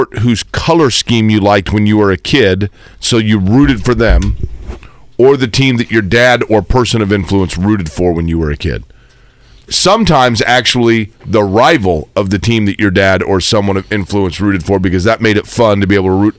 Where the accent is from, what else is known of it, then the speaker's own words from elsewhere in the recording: Indiana, United States; I grew up in Indiana. And what I knew when I was a kid was when I saw people wearing the shirt, it said Indiana. And I'm like, well, I live there. That's where I'm from.